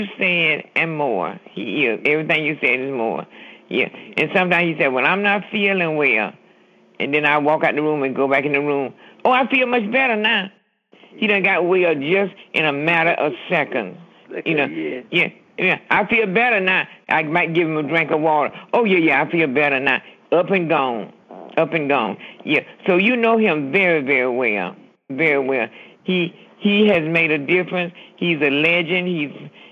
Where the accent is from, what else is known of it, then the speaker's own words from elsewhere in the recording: Cordele, Georgia, United States; now in Lake City, United States; I'm from Cordia, Georgia